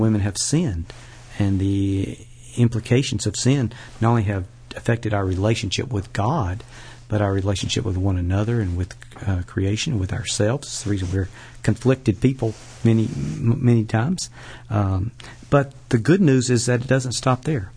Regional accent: Birmingham, Alabama, United States; also born or lived in Tuscaloosa, Alabama; now in Jackson, United States; I was born in Tuscaloosa, Alabama. Uh, moved to Birmingham when I was a, about a year old and grew up on the western side of, uh, Birmingham

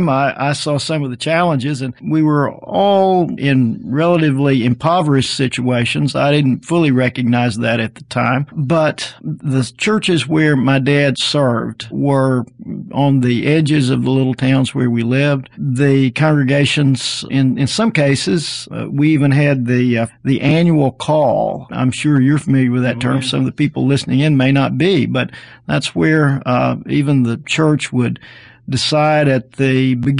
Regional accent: Arkansas, United States; moved away as an adult; now in Alabama, United States; I grew up in Arkansas

